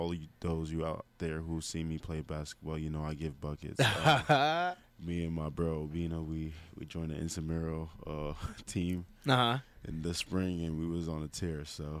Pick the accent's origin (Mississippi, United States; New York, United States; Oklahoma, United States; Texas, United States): New York, United States; Queens; Queens is very interesting. it's usually a very good area. Where I live is a decent area.